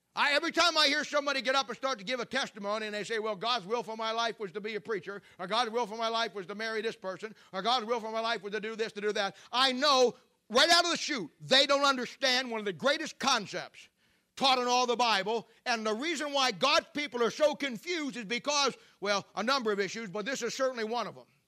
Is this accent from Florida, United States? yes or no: no; Canton, Ohio, United States; moved away; my hometown church in Canton, Ohio